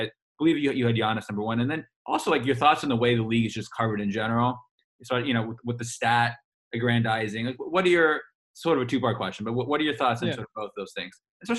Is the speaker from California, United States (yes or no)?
yes; Bay Area, California, United States; we're Warriors fans from the Bay Area